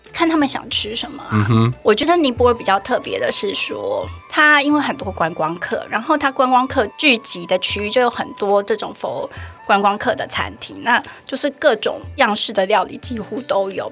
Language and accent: Chinese; Taiwan; moved away as an adult; now in Pokhara, Nepal; 因为我们是台湾人嘛